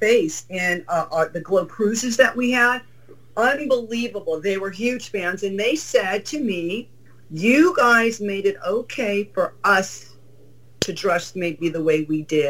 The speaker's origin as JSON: {"language": "English", "region": "Southern California", "country": "United States", "tie": "born or raised there", "said": "I grew up in Southern California"}